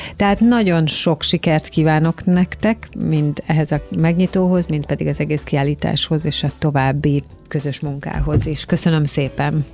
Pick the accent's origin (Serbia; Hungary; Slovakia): Hungary; mi, magyarok